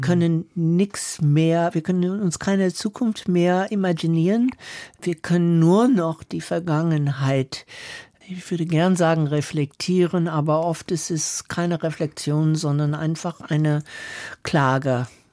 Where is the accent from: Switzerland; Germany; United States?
United States; the South of the USA, Southern United States; German is a second language; moved away; ich bin Mitte in der Bürgerrechtsbewegung im Süden der USA groß geworden